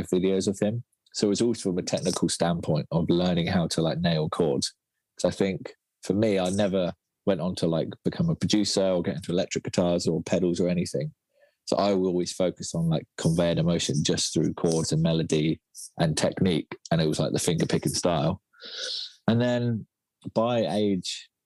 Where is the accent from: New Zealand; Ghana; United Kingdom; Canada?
United Kingdom; Felixstowe, East of England; moved away as an adult; also born or lived in London; my hometown. It's called Felixstowe. It's a little seaside town